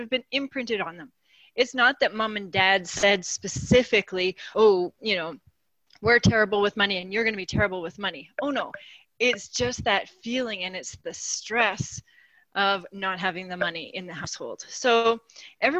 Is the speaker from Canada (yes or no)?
yes; Saskatchewan, Canada; moved away as an adult; now in Calgary, Canada; I grew up in Saskatchewan. I knew I wanted to be an accountant, so I came to Calgary